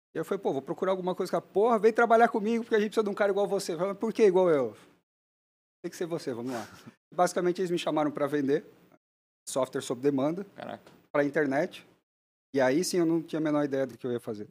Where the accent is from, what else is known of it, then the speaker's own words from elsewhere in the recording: Blumenau, Santa Catarina, Brazil; A gente nasceu em Blumenau, minha família está lá